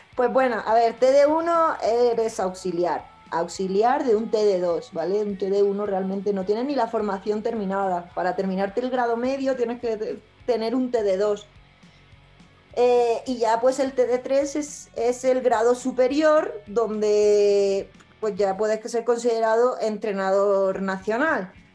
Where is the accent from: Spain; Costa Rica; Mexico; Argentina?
Spain; los españoles tenemos la suerte de tener una seguridad social